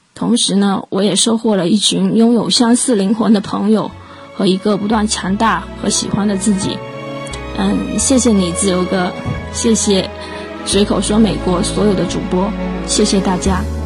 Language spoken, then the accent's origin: Chinese; Fuzhou, Fujian, China; 作为一个福州人